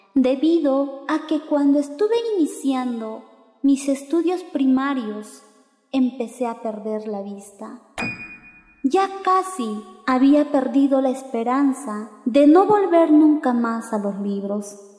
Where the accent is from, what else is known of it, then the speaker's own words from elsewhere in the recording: San Agustín, Echarati district, La Convención province, Cusco, Peru; Yo soy de la comunidad de San Agustín, del distrito de Charati, de la provincia de la Convención, del departamento del Cusco